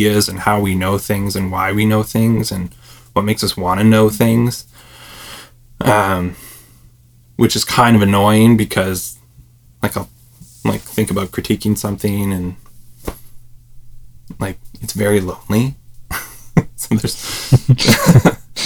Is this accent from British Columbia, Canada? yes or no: yes; Lower Mainland, British Columbia, Canada; moved away as an adult; now in Victoria, Canada; I grew up in the Lower Mainland